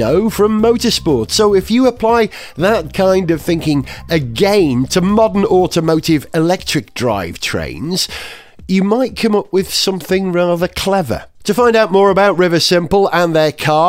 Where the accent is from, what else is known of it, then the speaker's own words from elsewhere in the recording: Wales, United Kingdom; I'm a Welshman.